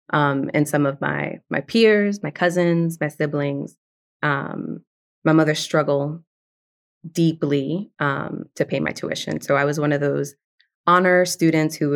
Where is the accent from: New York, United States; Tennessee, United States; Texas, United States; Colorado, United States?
New York, United States; New York City; first language Spanish; English is a second language; So I'm a second generation Dominican immigrant, um, born and raised in the South Bronx, but very much from an immigrant household. Like my first language was Spanish.